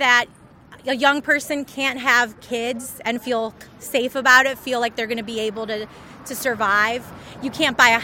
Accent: Highland, Indiana, United States; also born or lived in Mexico; I'm from Northwest Indiana, from Highland

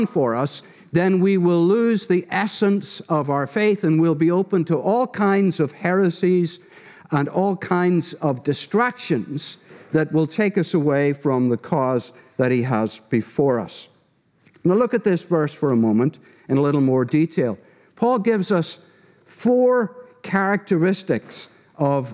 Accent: Derry, Northern Ireland, United Kingdom; moved away; my wife Donna and I are from Ireland, from the town of Derry.

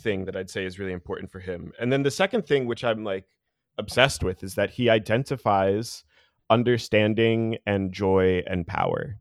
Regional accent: New Jersey, United States; moved away; I'm from New Jersey originally

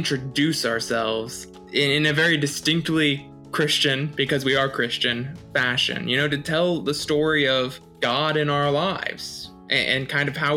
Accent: Chesapeake, Virginia, United States; we were both born in Virginia and Chesapeake, same place where we're at now

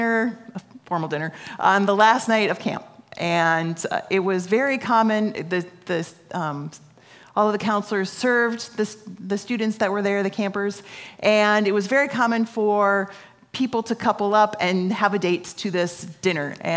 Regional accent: Apple Valley, United States; I grew up in Apple Valley

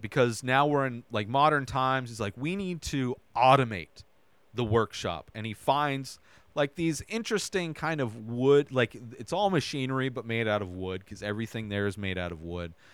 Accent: Southern California, United States; born or raised there; also born or lived in Idaho

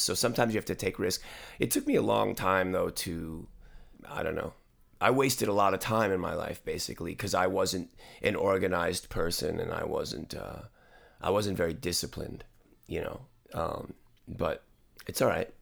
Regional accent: New York, United States; now in Los Angeles, United States; I grew up in New York in the seventies

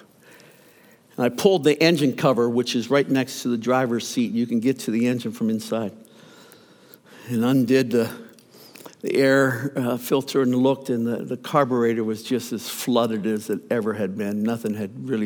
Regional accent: Youngstown, Ohio, United States; moved away; We left the traveling ministry to plant a church in my hometown, Youngstown, Ohio, actually a suburb, Boardman, Ohio

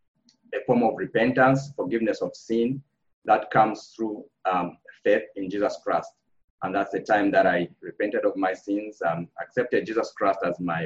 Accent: Copperbelt Province, Zambia; moved away; I was born in Zambia, and I grew up in Zambia on the Copper Belt of Zambia.

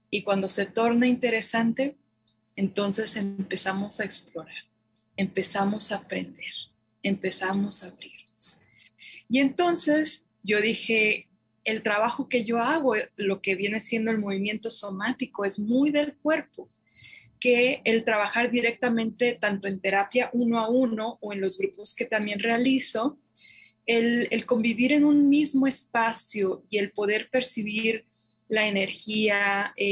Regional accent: Guadalajara, Jalisco, Mexico; now in Santa Fe, United States; soy originaria de Guadalajara y me formé como psicóloga

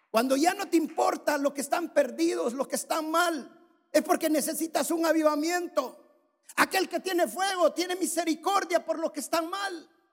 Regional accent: El Salvador; En mi país hay un valle que es el valle de Giboa, es un valle precioso

